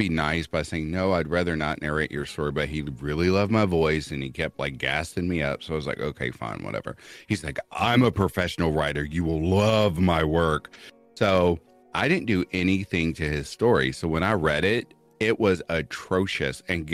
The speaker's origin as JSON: {"language": "English", "region": "Kentucky", "country": "United States", "accent": "southern twang", "said": "I'm from Kentucky, so anytime you need southern twang, I got you"}